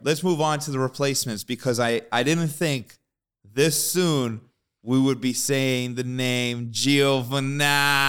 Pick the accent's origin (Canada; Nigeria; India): Canada; We're Canadian